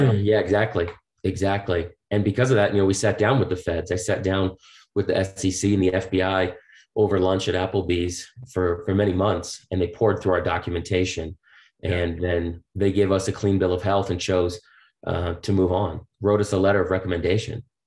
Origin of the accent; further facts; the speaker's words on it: Boston, Massachusetts, United States; I grew up on the East Coast in Boston